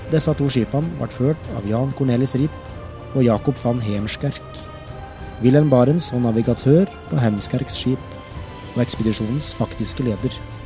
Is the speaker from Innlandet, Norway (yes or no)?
yes; Alvdal, Innlandet, Norway; Hjemme på Stenslia hos farmor og farfar var mitt paradis på jord